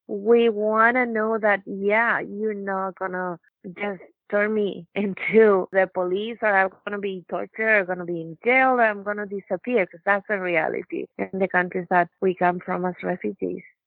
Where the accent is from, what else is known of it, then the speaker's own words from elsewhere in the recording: Chile; also born or lived in Canada; now in Regina, Canada; I come from Chile